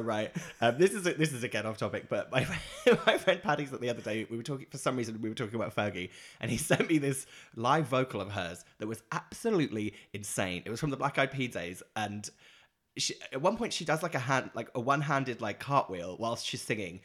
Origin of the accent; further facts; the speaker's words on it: Norwich, East of England, United Kingdom; moved away; Norwich is my hometown where I'm from in the U K